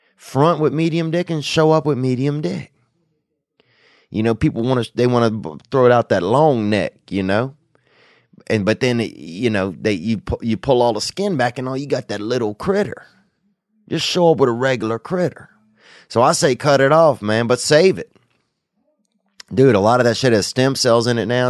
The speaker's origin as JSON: {"language": "English", "town": "Covington", "region": "Louisiana", "country": "United States", "tie": "born or raised there", "said": "Covington, Louisiana, and that's my town. That's where I grew up in over there"}